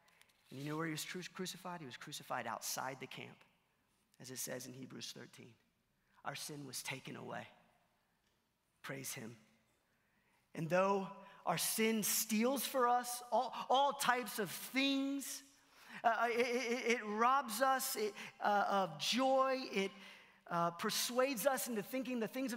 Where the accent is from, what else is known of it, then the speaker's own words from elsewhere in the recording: Allen, Texas, United States; I'm from Allen, Texas